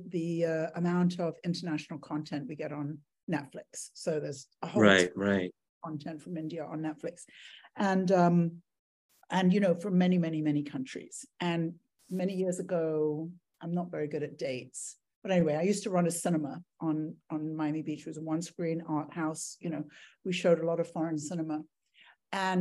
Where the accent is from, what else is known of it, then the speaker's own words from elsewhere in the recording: England, United Kingdom; moved away; I grew up in England